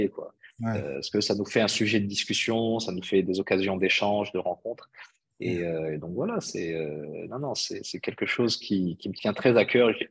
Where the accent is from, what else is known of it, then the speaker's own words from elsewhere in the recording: Bhalil, Fès-Meknès, Morocco; dans mon patelin de, de Baalil euh, mm. littéralement traduit, ça veut dire le charme de la nuit.